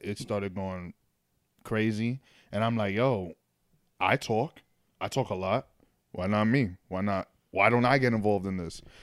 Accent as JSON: {"language": "English", "town": "New York City", "region": "New York", "country": "United States", "tie": "born or raised there", "also_born_or_lived": "Manhattan", "said": "I was born in Manhattan, but then I but I grew up in the Bronx."}